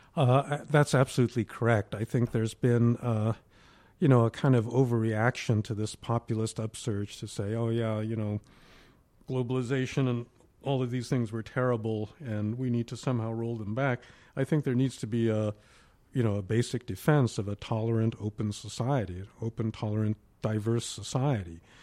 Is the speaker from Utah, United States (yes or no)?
no; New York, United States; I grew up in New York, where there wasn't a Asian American community